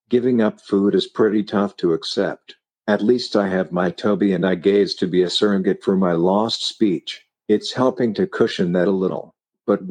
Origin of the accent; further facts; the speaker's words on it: Denver, Colorado, United States; also born or lived in Flint, Michigan / Burlington, Vermont; We had moved from Flint to Denver and food was noticeably different. Growing up in the Midwest, meat and potatoes was standard